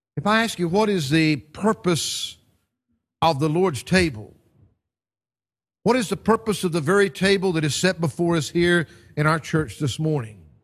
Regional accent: United States; moved away; back in my home country

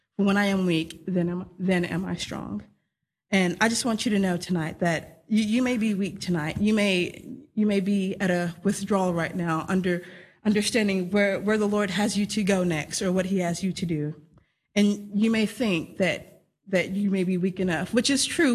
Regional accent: Texas, United States; moved away; I'm from Texas, uh, born and raised there in the United States

